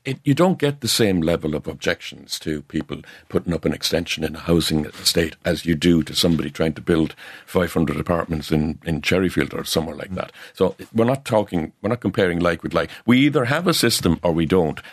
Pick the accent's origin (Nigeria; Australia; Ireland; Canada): Ireland; North Cork, Munster; I'm from North Cork